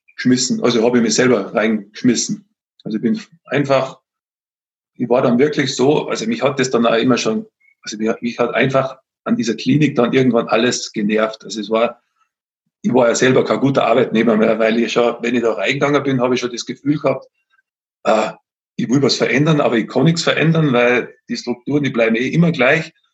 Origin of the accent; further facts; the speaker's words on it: Austria; moved away as an adult; now in Bavaria, Germany; Ich komme jetzt nicht ursprünglich aus Bayern, sondern aus Österreich.